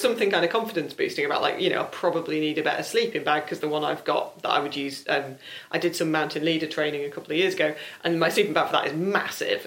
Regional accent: South Lakes, North West England, United Kingdom; I'm from the South Lakes

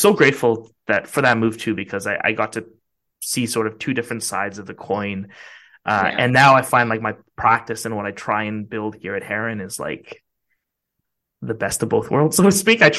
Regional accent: Vancouver, British Columbia, Canada; also born or lived in Ottawa; I was from Vancouver

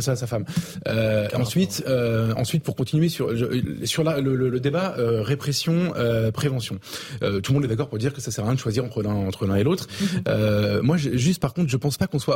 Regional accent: Avignon, Provence-Alpes-Côte d'Azur, France; moved away; je viens d'Avignon. j'étais au lycée à quelques centaines de mètres de l'endroit où il est mort.

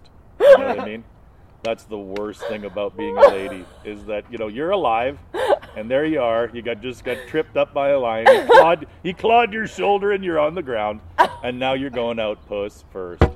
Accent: Alberta, Canada; also born or lived in London, Ontario; But I grew up in Alberta with British people

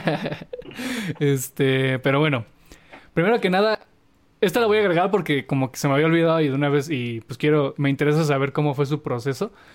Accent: Mexico; valores que, que, nos han inculcado como cultura mexicana

